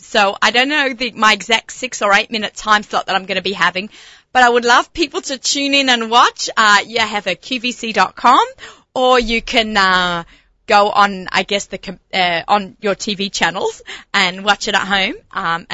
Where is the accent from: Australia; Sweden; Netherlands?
Australia; accent: Australian; also born or lived in Lower East Side, New York; now in United States; I came here as an immigrant